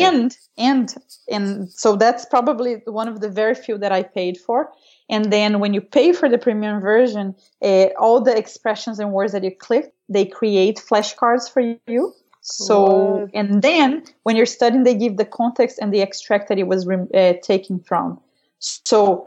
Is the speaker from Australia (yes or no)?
no; Brazil; also born or lived in Missouri / France; growing up in Brazil